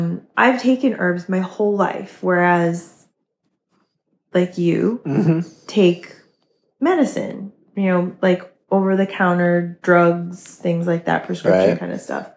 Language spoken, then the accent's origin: English; New England, United States; I'm from New England.